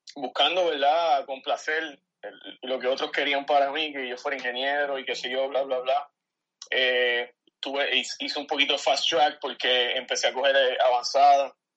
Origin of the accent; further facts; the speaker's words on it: San Germán, Puerto Rico; nacido y criado aquí en San Germán